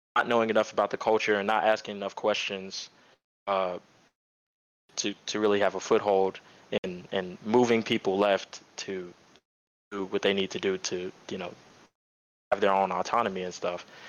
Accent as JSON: {"language": "English", "town": "Dallas", "region": "Texas", "country": "United States", "said": "I'm from Dallas"}